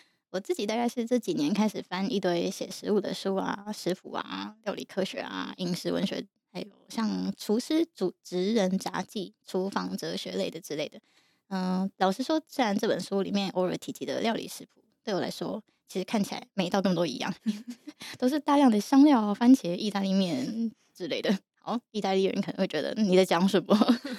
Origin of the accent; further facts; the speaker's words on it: Yilan, Yilan County, Taiwan; moved away; 我因为我以前在宜兰长大嘛，